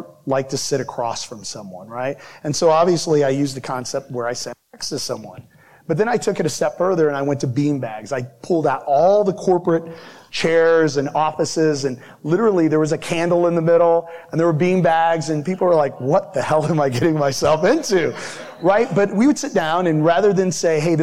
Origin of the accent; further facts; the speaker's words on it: Midwest, United States; I'm from the Midwest